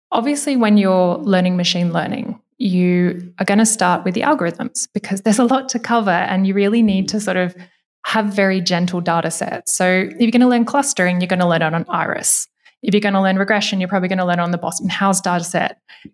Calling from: Berlin, Germany; I am coming from Berlin today.

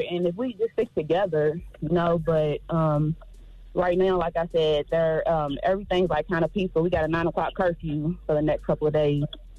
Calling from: Louisville, Kentucky, United States; Hey, I'm actually calling from Louisville, Kentucky.

